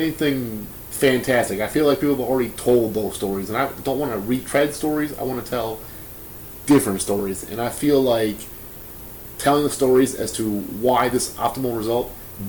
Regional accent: Milwaukee, Wisconsin, United States; we're from Milwaukee.

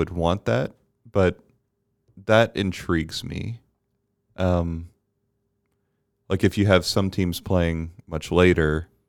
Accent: Bermuda; I didn't grow up with it because I grew up in Bermuda.

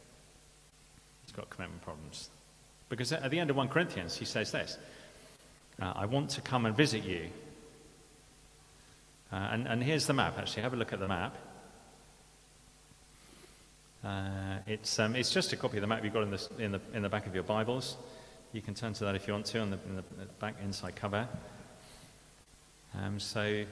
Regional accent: United Kingdom; we're British

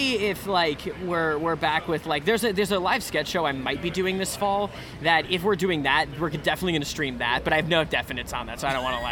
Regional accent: Vermont, United States; moved away as an adult; now in Chicago, United States; I grew up in Vermont and then I moved to Chicago

